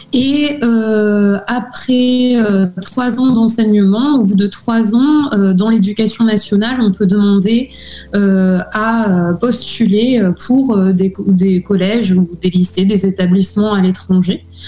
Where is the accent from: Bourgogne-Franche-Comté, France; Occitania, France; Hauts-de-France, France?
Occitania, France; Villefranche-de-Rouergue; moved away as an adult; also born or lived in Albi / Toulouse / United States; now in Athens, Greece; je suis née à Albi, donc euh, dans le Tarn, et euh, j'ai euh, grandi et j'ai fait mes études dans une petite ville en Aveyron, ville franche de Rouergue